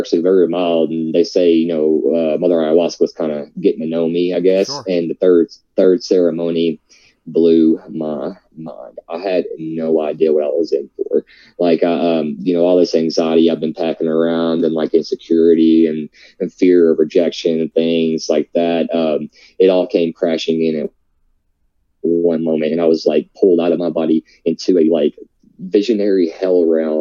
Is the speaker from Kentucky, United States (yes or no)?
yes; Nebo, Kentucky, United States; I'm from Nebo, Kentucky, way out in the country, raised Southern Baptist